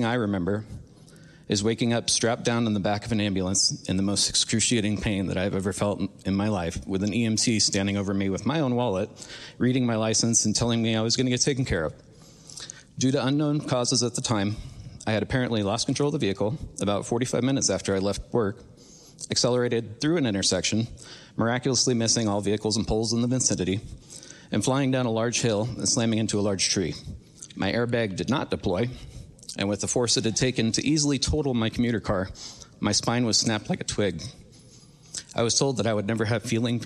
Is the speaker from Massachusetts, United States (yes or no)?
no; Mount Vernon, Washington, United States; I was born and raised in the Pacific Northwest, growing up in the small town of Mount Vernon, Washington.